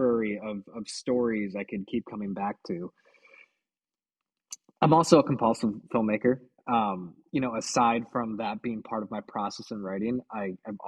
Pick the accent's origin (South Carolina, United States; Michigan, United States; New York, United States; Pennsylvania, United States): Michigan, United States; Bad Axe; moved away as an adult; I moved back home to my hometown of Bad X, Michigan